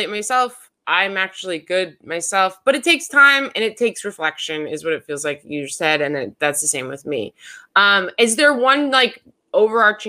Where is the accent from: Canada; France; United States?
United States; Denver, Colorado; I'm from Denver